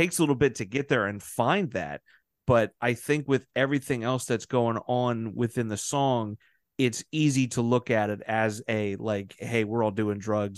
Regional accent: Baltimore area, Maryland, United States; moved away; I'm from the Baltimore area, like not the city necessarily, we're just outside of the county, but it's a small enough little nook to where it can feel like it's that one horse town.

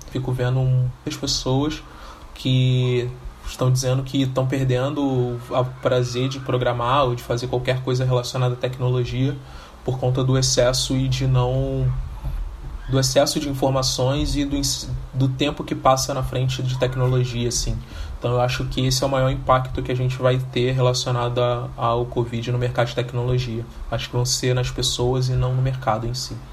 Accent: Rio de Janeiro, Brazil; sou nascido e criado no Rio de Janeiro, mais precisamente em Realengo, comunidade da Coab de Realengo

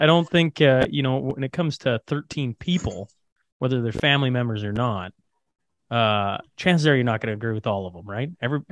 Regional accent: Hillmond, Saskatchewan, Canada; now in Alberta, Canada; hillmond is this tiny little hamlet in saskatchewan so i grew up

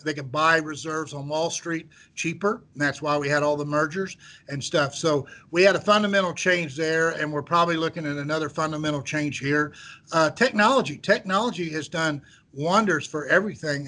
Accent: central Missouri, United States; I grew up in central Missouri. I grew up in a very small farming town

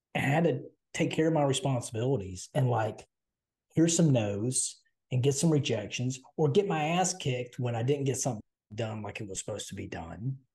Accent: Southern, United States; accent: Southern; I'm Southern

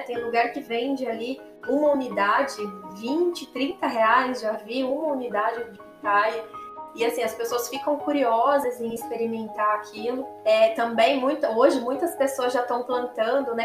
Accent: interior of São Paulo, Brazil; eu sou do interior de São Paulo

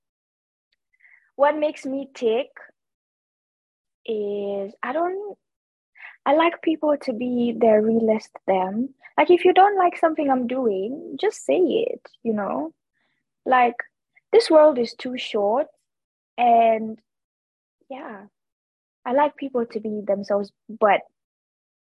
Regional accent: Kenya; I am a fourth generation Kenyan. I think that is something that I take a lot of pride in. Obviously, I'm of Indian descent, but all of my formative experiences have been in Kenya

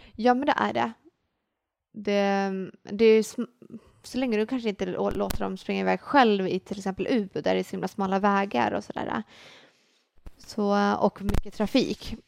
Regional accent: Sweden; vi i Sverige

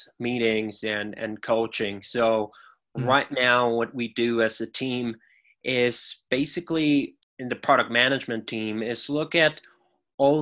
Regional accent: Mexico; I got an offer to come back to Mexico

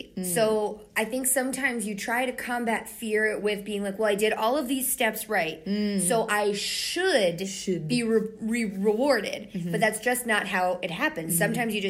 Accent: Pennsylvania, United States; oh, we're from Pennsylvania, all the way from Pennsylvania.

